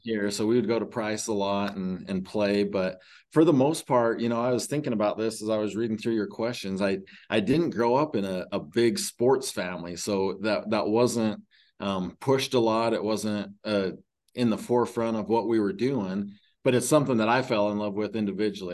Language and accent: English; Huntington, Utah, United States; ended up moving back to my hometown in Huntington